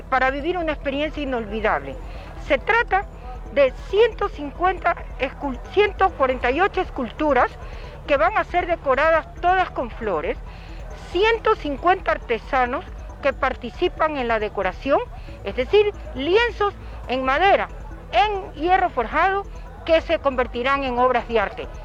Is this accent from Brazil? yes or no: no; Ambato, Tungurahua, Ecuador; Bueno, por ejemplo, el quien le habla, yo soy ambateño